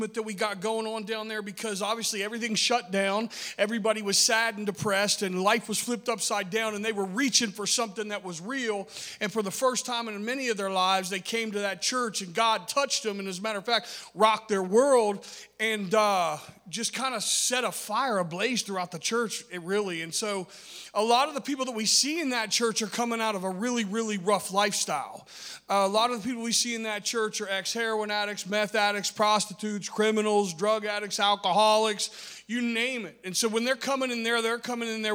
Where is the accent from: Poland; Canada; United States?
United States; Parkersburg, West Virginia; I'm from Parkersburg, West Virginia.